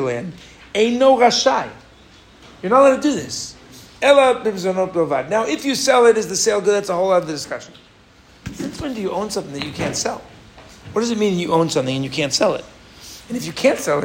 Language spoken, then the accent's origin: English; United States; now in Israel; I'm American